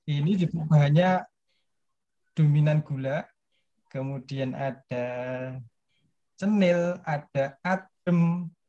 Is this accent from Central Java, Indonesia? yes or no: no; Bantul, Special Region of Yogyakarta, Indonesia; born or raised there